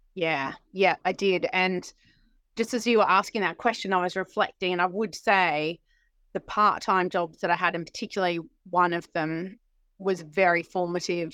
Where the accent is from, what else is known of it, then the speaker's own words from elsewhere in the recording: Sydney, New South Wales, Australia; moved away as an adult; now in United Kingdom; I'm from Sydney, uh, in Australia